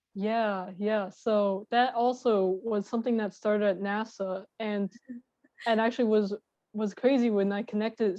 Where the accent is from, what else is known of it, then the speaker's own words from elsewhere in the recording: Long Island, New York, United States; I'm from Long Island and my family is on Long Island